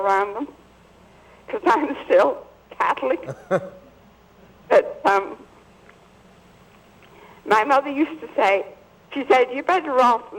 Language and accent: English; Liverpool, North West England, United Kingdom; moved away as an adult; now in United States; I'm from Liverpool, England.